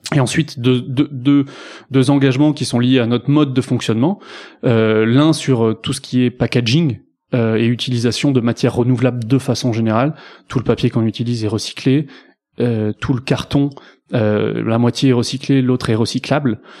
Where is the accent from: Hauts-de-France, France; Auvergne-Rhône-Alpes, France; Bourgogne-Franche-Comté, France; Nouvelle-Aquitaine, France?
Nouvelle-Aquitaine, France; Bordeaux; je suis bordelais d'origine